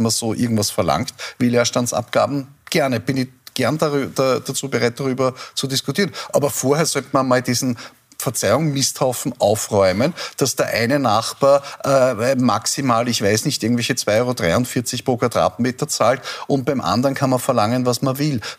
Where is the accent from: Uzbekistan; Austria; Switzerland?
Austria; Salzburg; born there; ich bin eine gebürtige Salzburgerin.